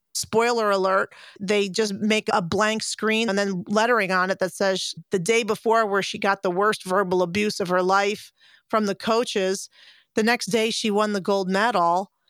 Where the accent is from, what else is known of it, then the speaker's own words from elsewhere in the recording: United States; being an American and watching American gymnastics as a kid